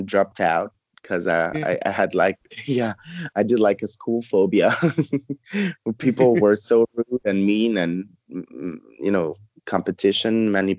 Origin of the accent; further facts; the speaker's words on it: Dominican Republic; also born or lived in Montreal, Canada; Yeah, I was born in Montreal. And then we moved, when I was two, we moved to Dominican Republic, where my parents used to live before going to Canada.